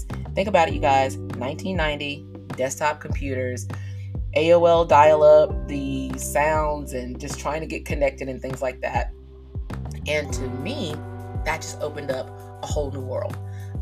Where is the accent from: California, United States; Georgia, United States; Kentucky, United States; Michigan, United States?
Georgia, United States; South; I am from South Georgia